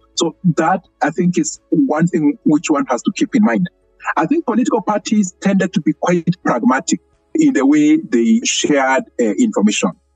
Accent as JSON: {"language": "English", "country": "Kenya", "said": "we had been lobbying as Kenyan civil society for many years"}